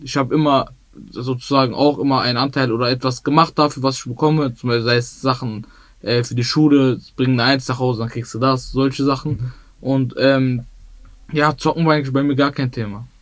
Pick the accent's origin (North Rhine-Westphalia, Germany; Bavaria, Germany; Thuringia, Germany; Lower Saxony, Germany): North Rhine-Westphalia, Germany; Bottrop; Ich bin in Bottrop-Wellheim aufgewachsen.